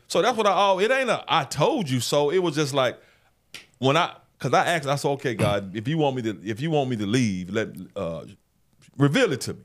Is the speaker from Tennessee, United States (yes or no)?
yes; Memphis, Tennessee, United States; I knew I wanted to be a sports director at a T V station in my hometown one day.